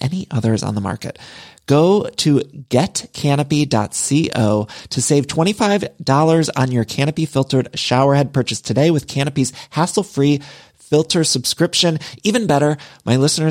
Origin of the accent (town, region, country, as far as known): Midwest, United States; moved away as an adult; now in Los Angeles, United States